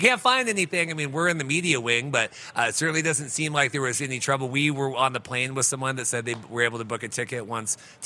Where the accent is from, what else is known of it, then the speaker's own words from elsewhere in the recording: Seattle, Washington, United States; We're from Seattle